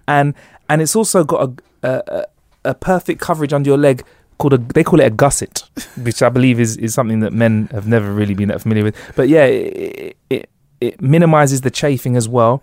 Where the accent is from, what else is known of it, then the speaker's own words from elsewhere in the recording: London, United Kingdom; we're from London